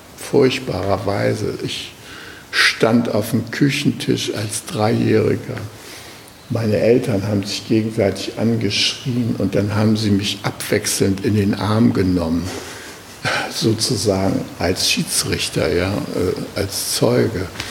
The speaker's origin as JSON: {"language": "German", "country": "Germany", "said": "ich bin äh, aus Deutschland oder aus Westdeutschland"}